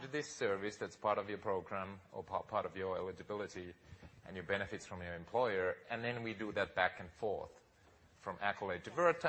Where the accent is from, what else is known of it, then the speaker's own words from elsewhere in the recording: Finland; moved away as an adult; now in United States; I grew up in Finland, and honestly, being here now almost 20 years in America